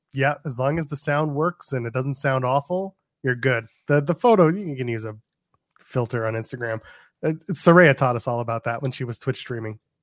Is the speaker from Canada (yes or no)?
yes; Canada; I'm Canadian